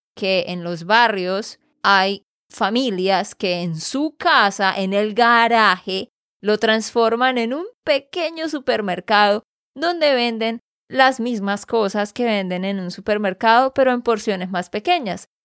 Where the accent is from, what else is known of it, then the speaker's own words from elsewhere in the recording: Santander, Colombia; de Santander, Colombia